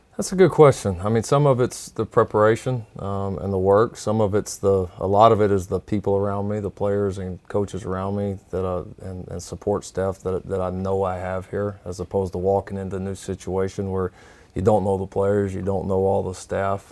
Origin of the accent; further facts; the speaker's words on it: Texas, United States; growing up in a program that in the state of Texas